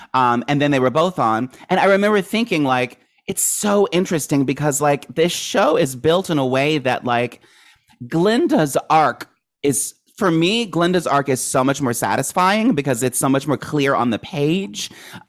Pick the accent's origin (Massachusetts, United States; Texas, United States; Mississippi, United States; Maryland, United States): Maryland, United States; I grew up in Maryland.